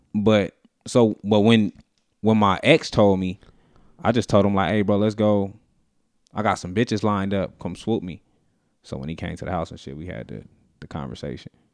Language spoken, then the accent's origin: English; Las Vegas, Nevada, United States; I'm born and raised in Vegas